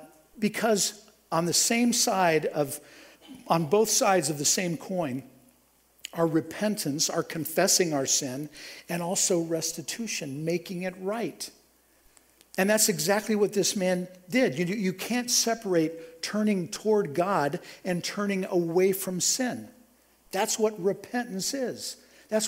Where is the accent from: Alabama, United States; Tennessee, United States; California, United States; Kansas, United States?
Kansas, United States; Topeka; my hometown, from Topeka, Kansas